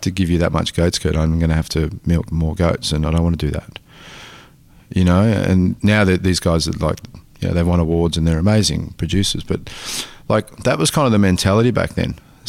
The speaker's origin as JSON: {"language": "English", "region": "Tasmania", "country": "Australia", "tie": "born or raised there", "said": "I come from a family of farmers in Italy, like, and, you know, growing up in Tasmania, like, our backyard was like being in Naples."}